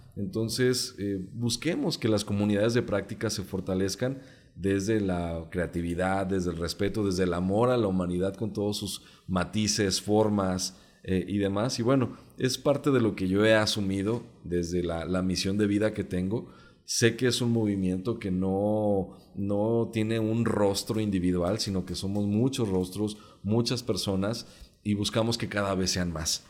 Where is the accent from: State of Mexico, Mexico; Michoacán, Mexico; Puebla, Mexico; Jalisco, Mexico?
Jalisco, Mexico; first language Mexican Sign Language; Spanish is a second language; de la comunidad sorda del estado de Jalisco crecí en el seno de una familia de activistas